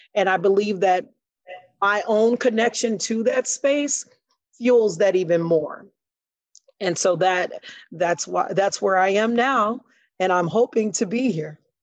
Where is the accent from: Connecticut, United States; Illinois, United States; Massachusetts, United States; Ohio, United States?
Illinois, United States; Chicago; I grew up on the west side of Chicago.